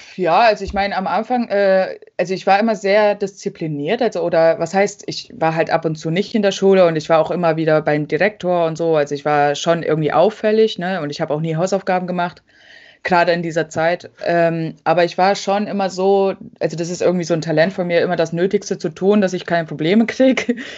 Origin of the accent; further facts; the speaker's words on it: about an hour from Leipzig, a village in eastern Germany, Germany; sind in so einem Dorf aufgewachsen in Ostdeutschland, äh, bei Leipzig ungefähr, also so eine Stunde von Leipzig entfernt